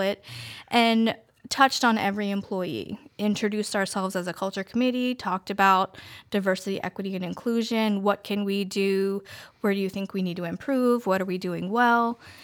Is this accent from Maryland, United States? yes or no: yes; Queen Anne's County, Maryland, United States; moved away as an adult; now in Denton, United States; I grew up in Queen Anne's County, and I moved to Denton a little over five years ago